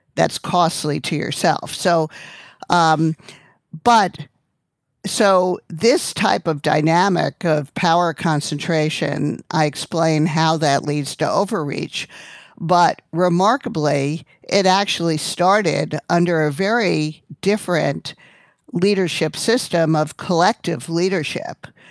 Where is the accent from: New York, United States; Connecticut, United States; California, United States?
New York, United States; Long Island; I grew up on Long Island